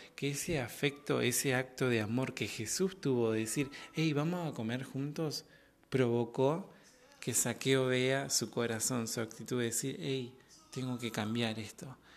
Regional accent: Argentina; de Argentina

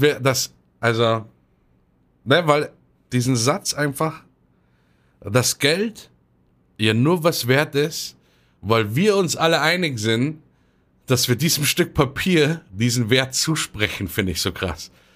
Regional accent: Munich, Bavaria, Germany; für mich als Münchner

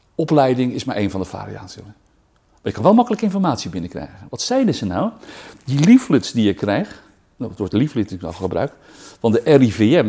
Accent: Rotterdam, South Holland, Netherlands; ik ben geboren en getogen in Rotterdam

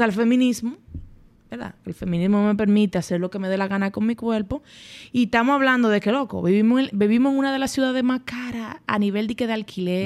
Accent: Dominican Republic; also born or lived in Spain; yo era la única dominicana extranjera en mi clase.

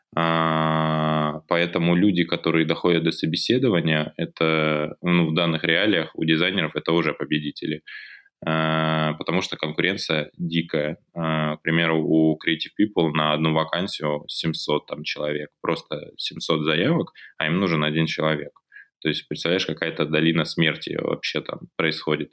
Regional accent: Belgorod, Belgorod Oblast, Russia; вернулись обратно, а, в наш регион, из Белгорода

